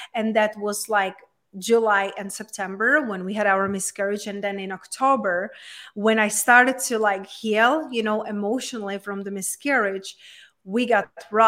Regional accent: Czechia; moved away as an adult; also born or lived in London, United Kingdom / Spain; now in United States; So I was raised and born in Czech Republic, in very small town in Czech Republic. But then when I was 20, I just, you know, got on the traveling and I moved to London, I moved to Spain.

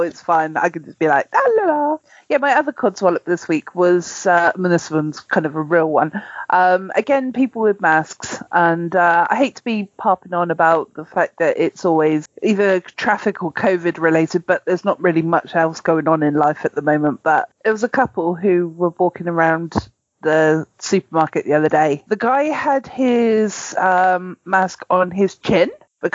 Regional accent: United Kingdom; I'm too British

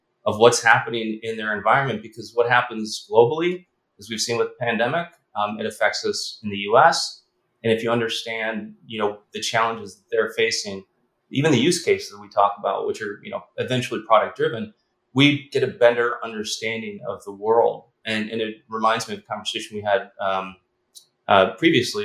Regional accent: Chicago, Illinois, United States; We grew up in Chicago

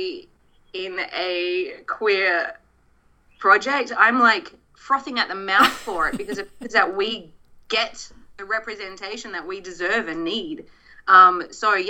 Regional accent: Australia; now in Los Angeles, United States; I have to go back to my home country

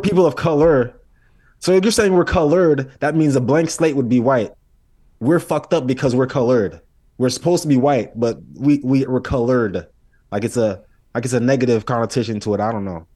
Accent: United States; I'm Haitian. I was born here, but I'm Haitian.

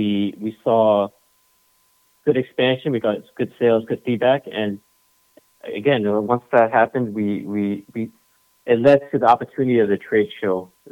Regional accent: New York, United States; we're from New York

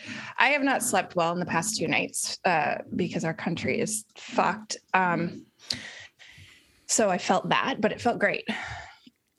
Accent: Colorado, United States; moved away as an adult; now in Massachusetts, United States; I grew up in Colorado

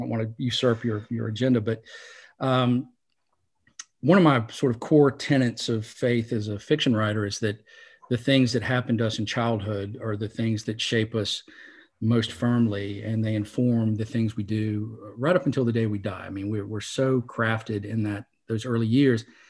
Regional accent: Salisbury, North Carolina, United States; I grew up in Salisbury

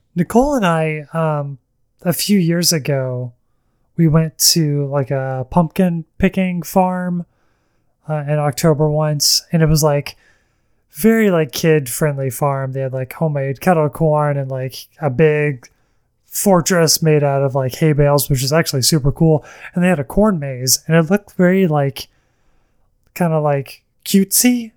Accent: the South, small town Alabama, United States; I am from the South, and, um, I, many people in my life in, you know, small town Alabama

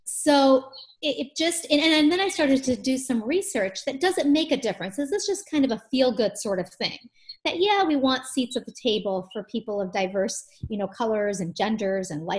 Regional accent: Michigan, United States; I was born in Michigan

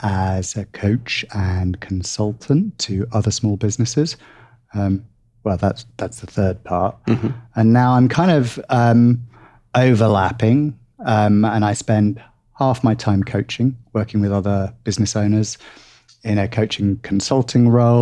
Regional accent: England, United Kingdom

